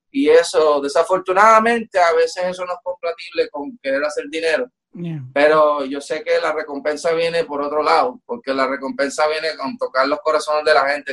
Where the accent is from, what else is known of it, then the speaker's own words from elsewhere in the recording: Puerto Rico; como latino, como boricua